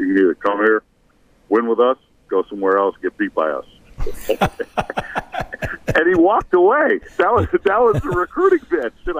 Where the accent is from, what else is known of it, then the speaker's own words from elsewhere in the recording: Bay Area, just outside of San Francisco, California, United States; moved away as an adult; I grew up in the Bay Area, just outside of San Francisco.